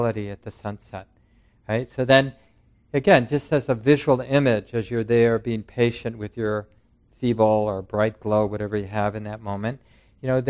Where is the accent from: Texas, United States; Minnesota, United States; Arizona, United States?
Minnesota, United States; Minneapolis; When I was young, growing up in North Minneapolis